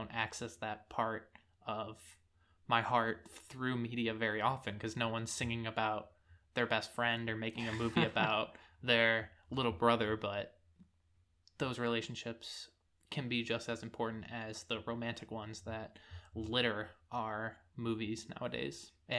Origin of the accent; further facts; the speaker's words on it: San Francisco, California, United States; unless you love it, with it being San Francisco. And I really appreciate that as I've moved away from my hometown and I'm able to look back and kind of miss it.